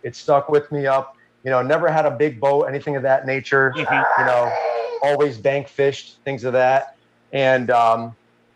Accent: Orange, Connecticut, United States; I grew up in Orange, Connecticut

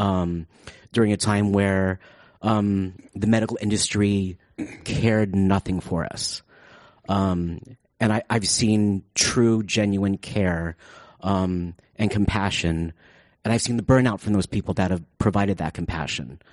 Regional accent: San Francisco, California, United States; I grew up in San Francisco

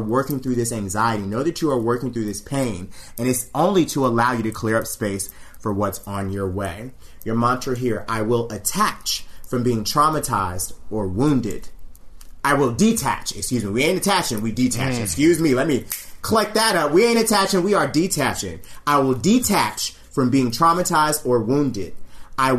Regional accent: the South, United States; I'm from the South

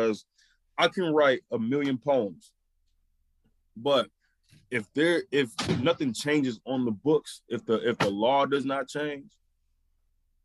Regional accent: Flint, Michigan, United States; my experiences growing up in Flint

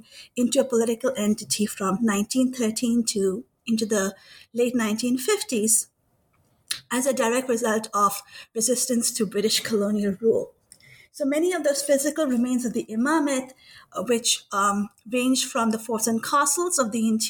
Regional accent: Kuwait; moved away; I grew up in Kuwait. And as a Pakistani

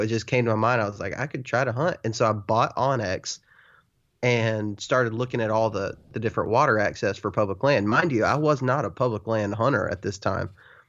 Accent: Texas, United States; I grew up in West Texas where it's such a different, it's just a different game.

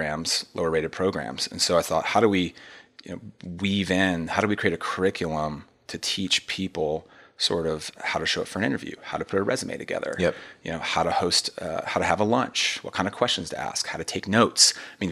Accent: Montgomery Village, Maryland, United States; I came from Watkins Mill, and Watkins Mill's a tough place to go to high school. And you can look at the stats. It's a high school, a public high school in Montgomery Village, and they've had their struggles there.

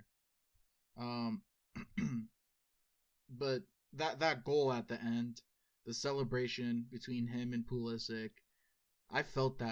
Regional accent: United States; we are American

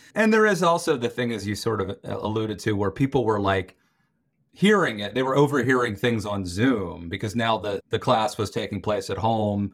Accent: Western Maryland, United States; I grew up in Western Maryland, very rural area

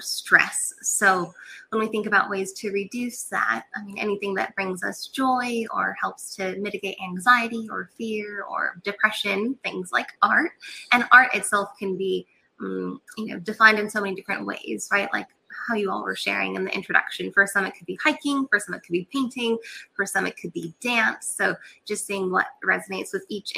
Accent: Catalina Island, California, United States; moved away as an adult; also born or lived in North Carolina; I grew up on Catalina Island, which is a little island off the coast of California.

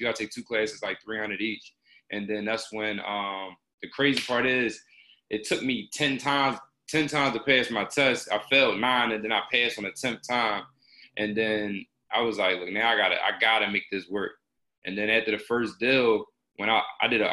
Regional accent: Philadelphia, Pennsylvania, United States; I'm from Philly. So I'm kind of like on a couple different angles. So I'm from like uptown area of Philly. So my parents split when I was young. So my dad lived in Mount Airy.

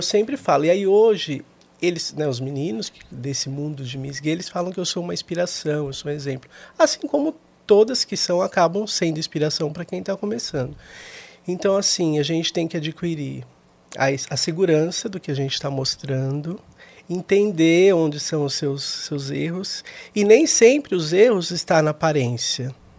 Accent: São Paulo, Brazil; de São Paulo, nascido e criado aqui

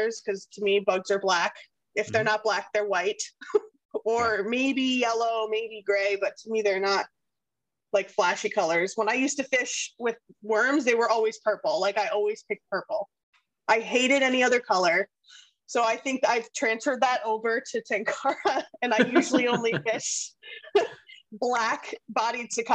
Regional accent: Pennsylvania, United States; I grew up with him in Pennsylvania

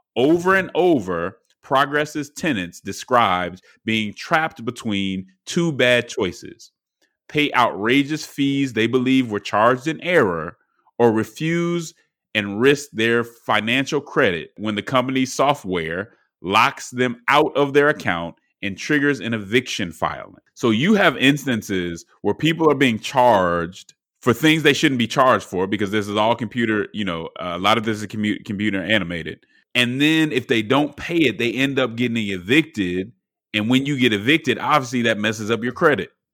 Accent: Atlanta, Georgia, United States; my hometown newspaper, uh, the Atlanta Journal Constitutional

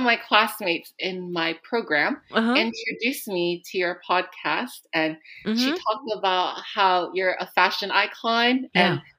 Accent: San Diego, California, United States; moved away as an adult; also born or lived in Philippines; now in New York, United States; No, I actually moved to California in uh-huh. San Diego yeah. When I was very young. Uh-huh. And then I moved to New York for graduate school with my roommate.

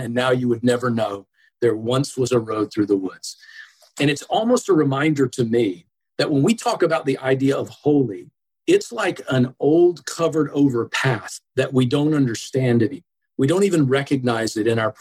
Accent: Atlanta, Georgia, United States; now in Buffalo, United States; I grew up in Georgia. And so I'm originally from the southeast portion of the United States, metro Atlanta area.

